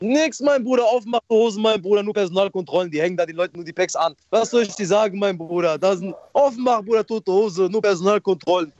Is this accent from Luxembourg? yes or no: no; Morocco; now in Germany; Bei uns in Marokko